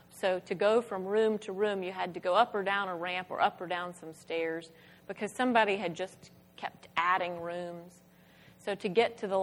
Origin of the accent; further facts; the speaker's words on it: Spartanburg, South Carolina, United States; my hometown of Spartanburg, South Carolina